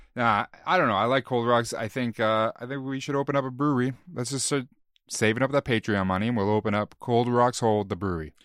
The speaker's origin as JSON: {"language": "English", "country": "Canada", "said": "We're Canadian"}